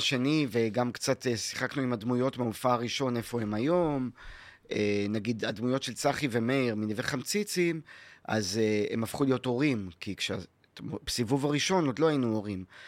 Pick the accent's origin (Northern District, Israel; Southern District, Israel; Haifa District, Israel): Haifa District, Israel; Haifa; also born or lived in New York / North Carolina; איפה שאני גדלתי, בכרמל בחיפה